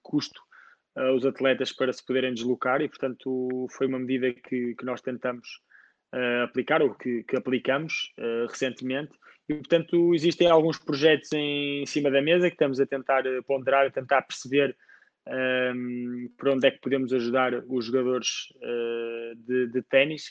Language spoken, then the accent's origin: Portuguese; Portugal; sendo português, tenho como objetivo tentar ajudar o ténis português